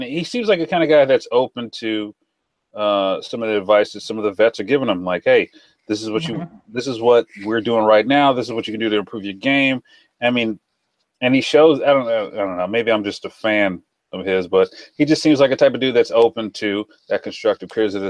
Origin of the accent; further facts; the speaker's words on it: Memphis, Tennessee, United States; moved away; I grew up in Memphis. I'm from there.